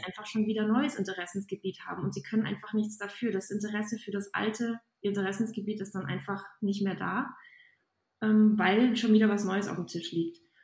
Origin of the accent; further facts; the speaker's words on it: Aachen, North Rhine-Westphalia, Germany; Ich komme aus der Ecke von Aachen